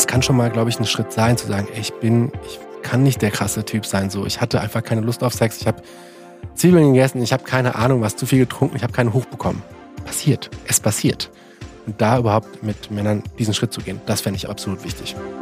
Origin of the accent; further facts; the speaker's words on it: Central Hesse, Germany; ich komme aus Mittelhessen